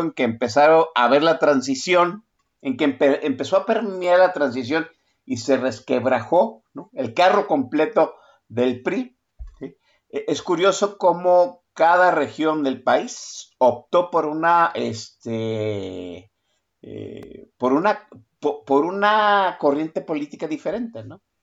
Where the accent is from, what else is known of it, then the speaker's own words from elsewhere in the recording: Guadalajara, Jalisco, Mexico; yo 100% tapatío, y en la, en la zona conurbada de Guadalajara